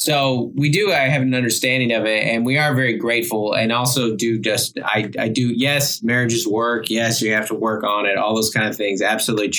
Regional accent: Federal Way, Washington, United States; moved away as an adult; now in San Diego, United States; I was raised in South Seattle area, Federal Way Tacomas

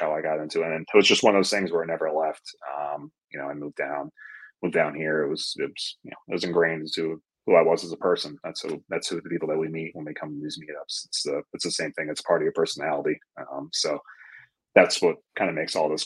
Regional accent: Fort Salonga, New York, United States; also born or lived in Valley Stream, New York; now in Raleigh, United States; And then we were in Fort Salonga, like Smithtown area, until we moved.

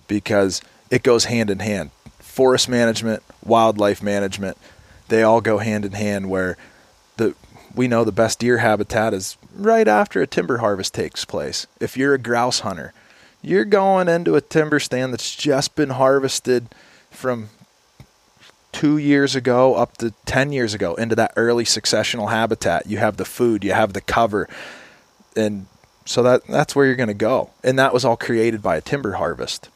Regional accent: Kane, Pennsylvania, United States; I grew up in Kane, Pennsylvania

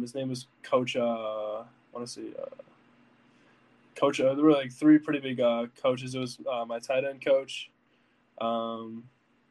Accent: Lake Zurich, Illinois, United States; I'm from Illinois

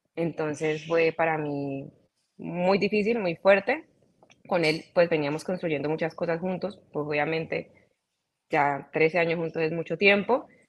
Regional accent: Cali, Valle del Cauca, Colombia; yo soy colombiana, soy caleña, mis papás también son caleños. Eh, así que nací, crecí, mejor dicho, eh, me desarrollé todo eh, en Cali, toda mi vida

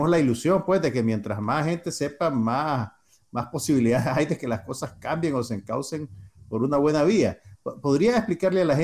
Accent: Nicaragua; moved away; a todos los nicas nos pasa, te lo digo porque a mí también me pasó en su momento, que cuando salís de Nicaragua

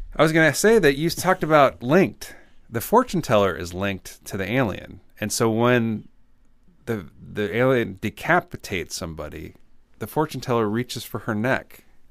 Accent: Champaign, Illinois, United States; I grew up in Champaign, Illinois

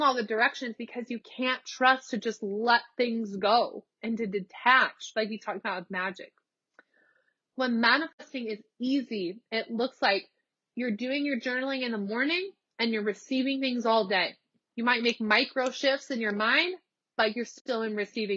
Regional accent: Nebraska, United States; moved away as an adult; also born or lived in Los Angeles, California; now in Texas, United States; I'm from Nebraska. I moved to LA. I lived in LA for 3 years. I moved from LA to Texas back across the country.

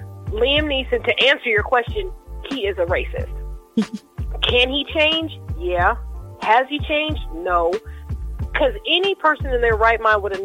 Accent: Seattle, Washington, United States; I was raised in Seattle, so that's the birthplace of grunge music.

